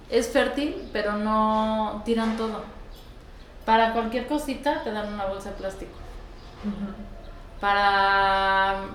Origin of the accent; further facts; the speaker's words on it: France; Fíjate que no comíamos, es que somos de Francia, mi abuela es realmente alemana.